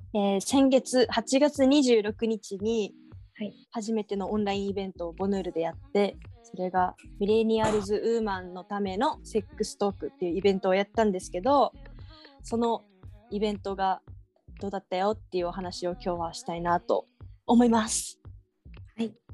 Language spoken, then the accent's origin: Japanese; Okinawa, Japan; 地元が沖縄でもう、うん、なんだろうな田舎だから